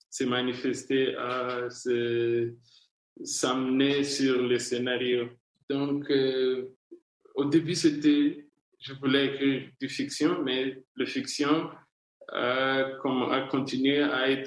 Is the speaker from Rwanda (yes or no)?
yes; Rwanda; moi, je suis né et grandi en Afrique. Toutes mes histoires sont premièrement inspirées ou informées par euh, mon expérience comme Africain.